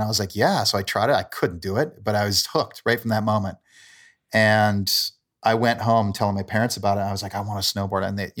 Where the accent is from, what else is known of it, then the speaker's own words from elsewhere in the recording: Calgary, Alberta, Canada; also born or lived in Port Moody; I'm from Calgary. I grew up for my younger years in a suburb of Vancouver called Port Moody.